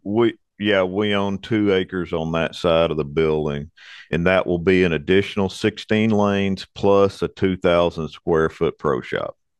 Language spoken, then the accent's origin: English; Arlington, Texas, United States; moved away as an adult; also born or lived in Fort Worth, Texas; now in Hot Springs, United States; I was born in Fort Worth. I was raised in Arlington.